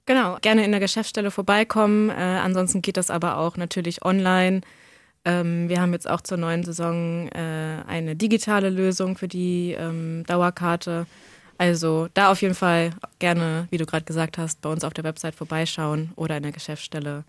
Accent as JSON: {"language": "German", "town": "Hanover", "region": "Lower Saxony", "country": "Germany", "tie": "born or raised there", "lives_now": "Braunschweig, Germany", "said": "also bin in Hannover geboren, habe auch lange hier im Umland auf dem Dorf gelebt."}